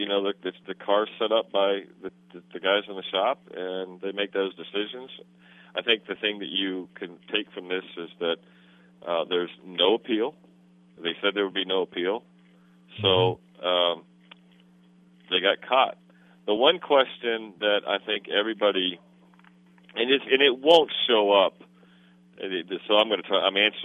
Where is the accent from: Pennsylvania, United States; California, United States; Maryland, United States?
Pennsylvania, United States; near Tri-City Speedway; a place called Tri-City Speedway near my hometown